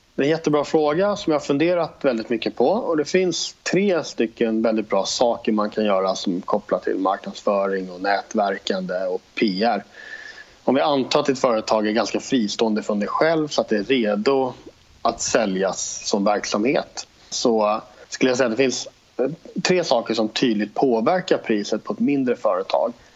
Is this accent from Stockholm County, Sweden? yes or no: yes; Stockholm, Stockholm County, Sweden; moved away as an adult; now in Jönköping, Sweden; Jag bor i Jönköping, jag är uppvuxen i Stockholm från början men har bott här nere nu i tio år ungefär